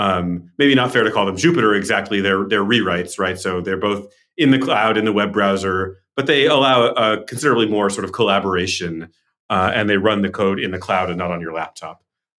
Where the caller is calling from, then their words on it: San Francisco, California, United States; Hello from our office in sunny downtown San Francisco.